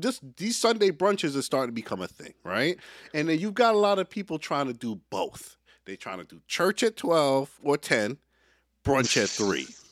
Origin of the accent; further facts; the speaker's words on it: Jamaica; As a Jamaican